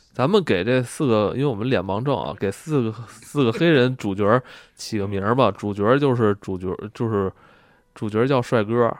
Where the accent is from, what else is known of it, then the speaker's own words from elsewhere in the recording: Beijing, China; 我们作为一个北京人